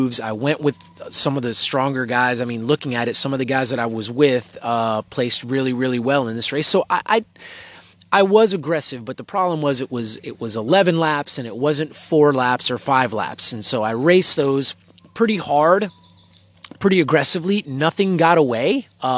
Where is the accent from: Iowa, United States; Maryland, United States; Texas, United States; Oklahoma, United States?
Texas, United States; now in Belgium; I'm from Texas